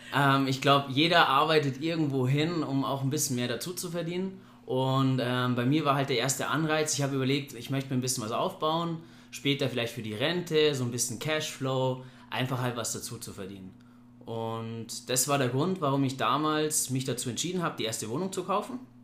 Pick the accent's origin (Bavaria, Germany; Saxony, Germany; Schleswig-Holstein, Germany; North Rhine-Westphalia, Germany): Bavaria, Germany; Ingolstadt; ich komme aus Ingolstadt, ich bin jetzt 30 Jahre jung